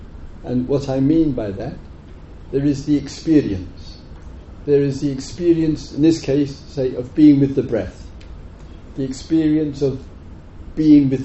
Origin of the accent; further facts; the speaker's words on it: England, United Kingdom; moved away as an adult; also born or lived in Thailand; I was the only Westerner there, and being English, far too lazy to learn another language